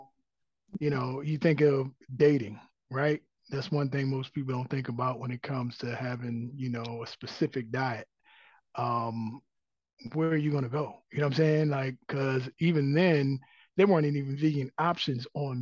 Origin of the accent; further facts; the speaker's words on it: Maryland, United States; now in Atlanta, United States; I'm originally from Maryland